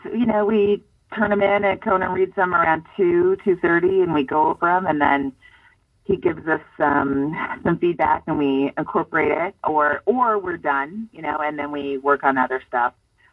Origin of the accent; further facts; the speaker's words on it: California, United States; Bay Area near San Francisco.